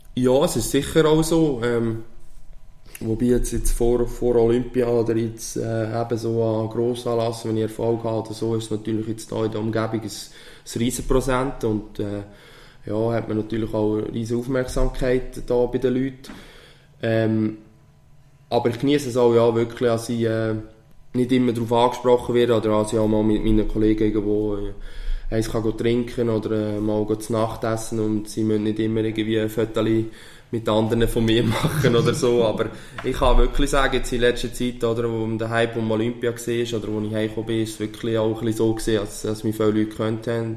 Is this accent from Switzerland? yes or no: yes; Switzerland; als Schweizer